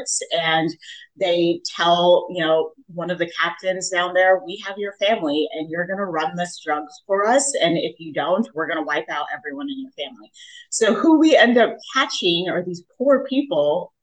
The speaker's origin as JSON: {"language": "English", "country": "Jamaica", "tie": "born or raised there", "moved": "yes", "lives_now": "United States", "said": "I was born in Jamaica."}